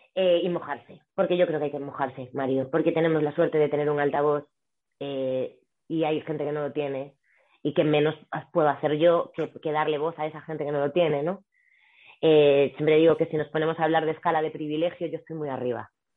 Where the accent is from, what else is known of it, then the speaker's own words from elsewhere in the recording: Galicia, Spain; also born or lived in Vigo; now in Madrid, Spain; yo que soy gallega